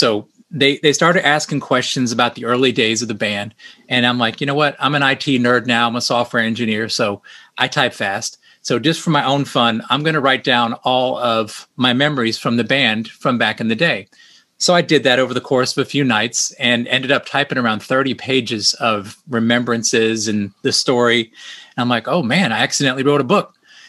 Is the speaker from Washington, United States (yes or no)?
no; Brandon, Florida, United States; we all grew up here, all went to Brandon High School back in the day when it was the only school.